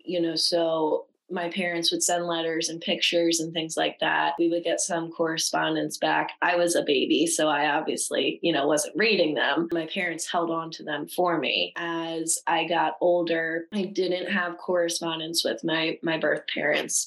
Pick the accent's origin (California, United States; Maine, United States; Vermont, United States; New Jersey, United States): New Jersey, United States; I was born in New Jersey.